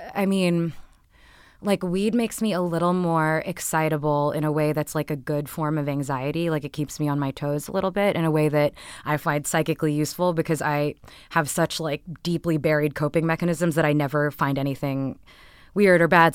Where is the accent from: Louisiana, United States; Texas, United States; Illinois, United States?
Texas, United States; born or raised there; also born or lived in Canada